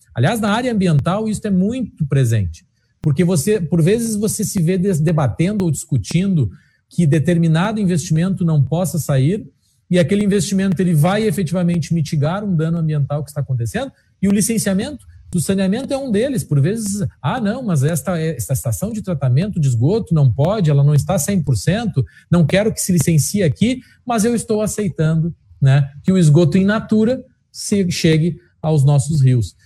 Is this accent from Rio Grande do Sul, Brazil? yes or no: yes; Alegrete, Rio Grande do Sul, Brazil; Eu sou da Alegrete, eh, sabe como é no interior